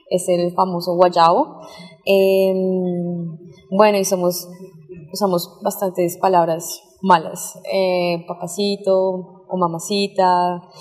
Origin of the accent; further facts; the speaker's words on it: Bogotá, Colombia; moved away as an adult; now in China; Eh, soy de Bogotá, Colombia. Eh, actualmente tengo 27 años y llevo en China viviendo 8 meses.